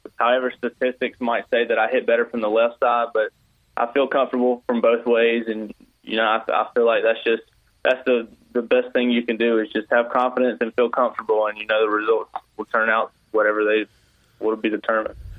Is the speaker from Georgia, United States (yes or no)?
yes; South Georgia, United States; I'm from South Georgia, so I was a pretty big Braves fan.